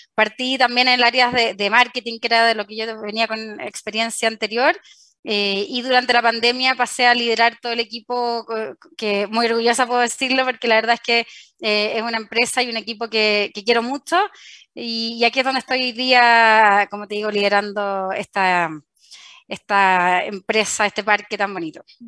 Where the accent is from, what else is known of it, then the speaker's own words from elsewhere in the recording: Chile; also born or lived in Spain / France; a mi regreso acá a Chile entré a trabajar en LAN